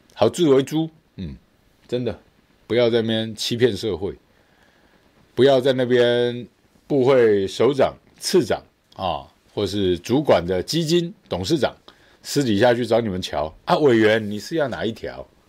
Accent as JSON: {"language": "Chinese", "country": "Taiwan", "said": "我们台湾人"}